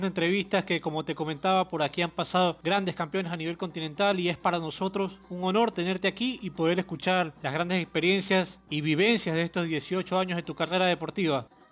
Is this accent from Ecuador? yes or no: yes; Ecuador; acá en Ecuador, de donde soy yo